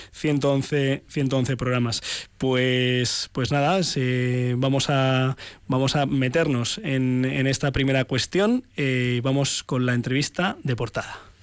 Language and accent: Spanish; Ciempozuelos, Community of Madrid, Spain; en mi pueblo, en Cienpozuelos